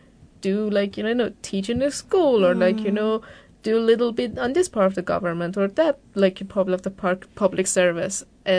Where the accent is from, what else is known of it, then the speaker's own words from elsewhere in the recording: Tehran, Tehran Province, Iran; now in Victoria, Australia; I grew up in Tehran, and I just turned 29.